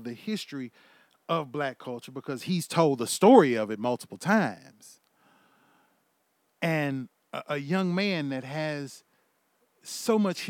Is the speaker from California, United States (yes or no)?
no; Houston, Texas, United States; also born or lived in Louisiana; now in Oklahoma, United States; I was born and bred in Houston, Texas. I was also raised in Louisiana. I was also raised and have lived in Oklahoma for the last 11 years.